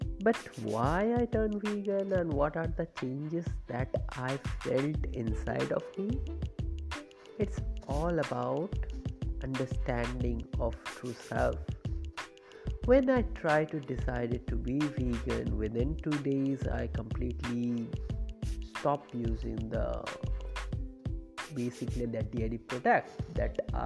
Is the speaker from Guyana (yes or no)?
no; a place far from Kolkata, West Bengal, India; I'm belonging from the distant part of far away from Kolkata. So this place, my hometown, is basically famous for sweet curd